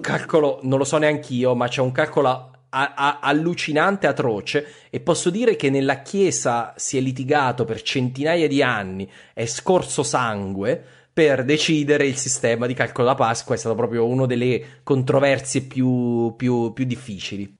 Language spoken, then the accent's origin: Italian; Abruzzo, Italy; io sono abruzzese